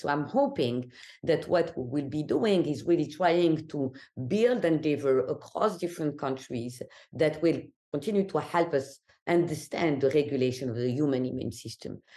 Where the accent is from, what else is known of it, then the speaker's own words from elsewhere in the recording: Algeria; English is a second language; moved away as an adult; now in New York, United States; I'm always asked where I'm from, so Algeria, North Africa, and I left my country when I was eighteen